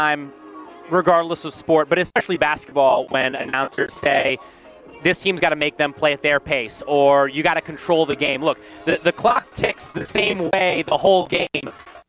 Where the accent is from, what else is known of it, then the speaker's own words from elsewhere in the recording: Topeka, Kansas, United States; I grew up in Topeka, Kansas, about 30 minutes west of Lawrence. So I saw a lot of good basketball growing up. Love to bring my Jayhawk roots down to the Sunshine State.